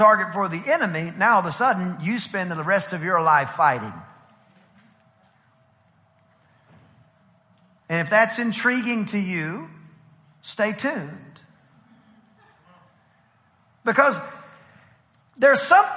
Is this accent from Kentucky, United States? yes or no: no; East Texas, United States; I'm from East Texas